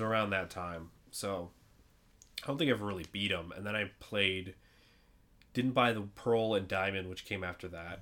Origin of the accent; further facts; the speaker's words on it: New York, United States; we're from New York